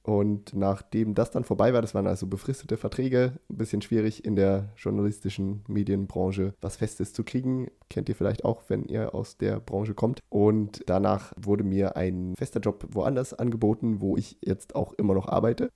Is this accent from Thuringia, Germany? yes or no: yes; Thuringia, Germany; now in Sweden; Und ich komme aus Thüringen